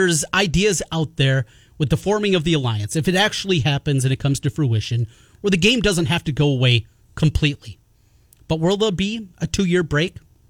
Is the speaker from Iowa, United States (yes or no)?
yes; North Iowa, United States; where I grew up in North Iowa.